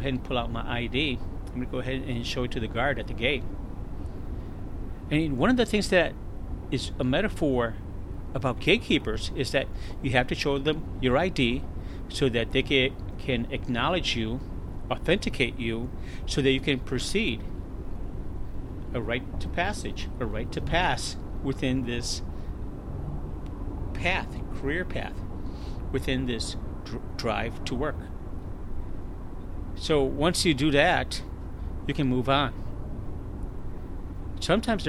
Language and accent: English; Chicago, Illinois, United States; moved away as an adult; now in San Antonio, United States; the beautiful, lovely city of Chicago, which I was born and raised